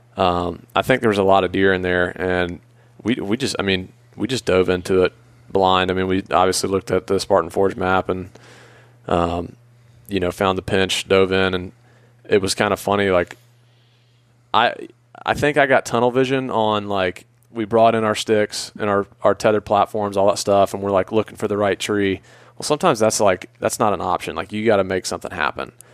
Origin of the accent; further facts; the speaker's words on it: Atlanta, Georgia, United States; I grew up in Atlanta.